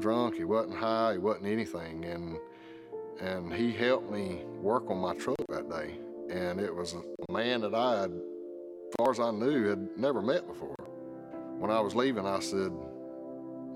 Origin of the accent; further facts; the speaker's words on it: South Georgia, United States; Growing up in South Georgia